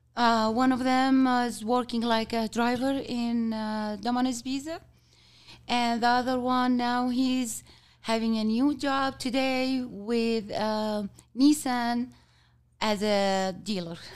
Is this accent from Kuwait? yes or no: yes; Kuwait; English is a second language; also born or lived in Jordan; now in Utah, United States; I born and raised in Kuwait till I get, um, go to Jordan to study